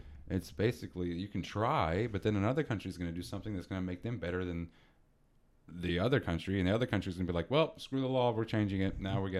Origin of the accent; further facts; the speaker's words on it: Texas, United States; We're both from Texas